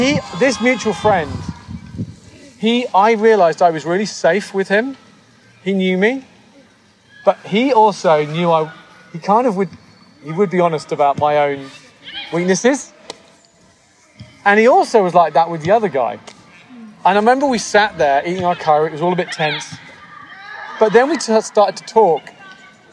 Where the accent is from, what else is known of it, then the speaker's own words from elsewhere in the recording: United Kingdom; moved away as an adult; now in United States; coming to the US as a British person